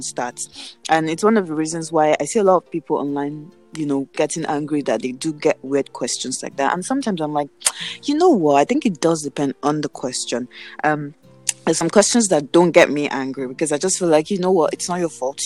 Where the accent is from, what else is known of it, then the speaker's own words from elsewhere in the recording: Nigeria; moved away; where are you from? And I'm like, Nigeria.